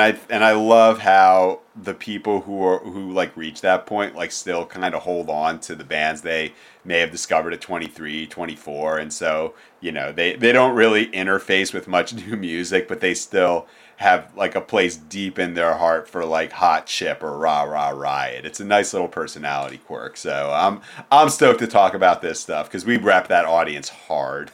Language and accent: English; East Coast, United States; growing up in Jewish youth group on the East Coast